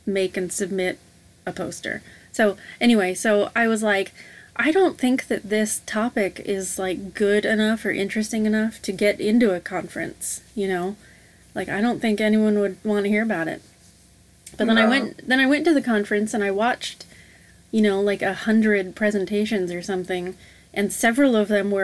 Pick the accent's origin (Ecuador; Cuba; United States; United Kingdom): United States; Vancouver, Washington; also born or lived in Portland, Oregon; I went to junior high and high school in the Couve